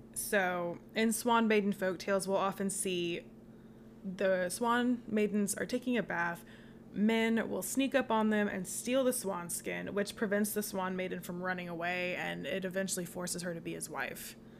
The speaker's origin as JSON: {"language": "English", "country": "United States", "said": "I'm American"}